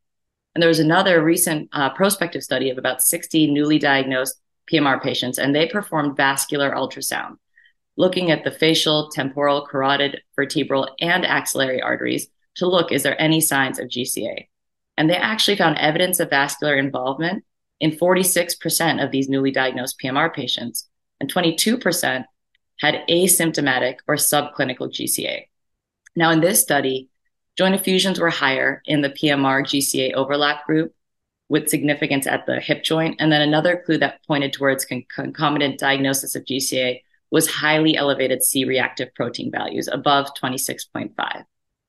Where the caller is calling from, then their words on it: Chicago, Illinois, United States; and I'm talking now from Chicago, Illinois.